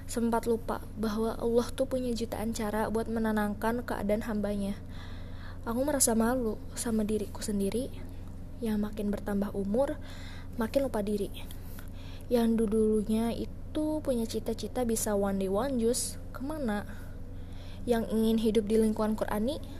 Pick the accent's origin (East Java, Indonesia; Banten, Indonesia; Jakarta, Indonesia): Banten, Indonesia; Banten bu, di sini kuliah.